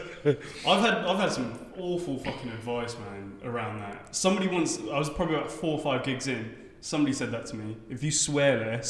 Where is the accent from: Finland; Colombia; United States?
Colombia; I was like, oh, I'm from Colombia.